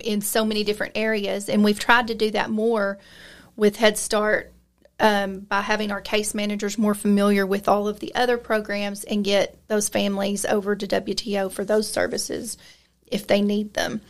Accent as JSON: {"language": "English", "town": "Lamesa", "region": "Texas", "country": "United States", "tie": "born or raised there", "said": "I was raised here in La Mesa, grew up here"}